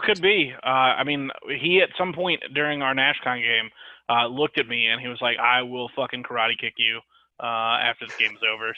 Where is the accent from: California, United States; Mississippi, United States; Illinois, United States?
Mississippi, United States; I'm from Mississippi